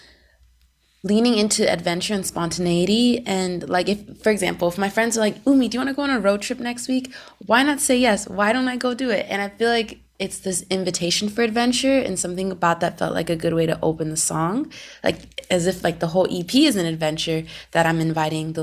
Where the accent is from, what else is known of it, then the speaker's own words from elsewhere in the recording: Seattle, Washington, United States; now in Los Angeles, United States; I grew up in Seattle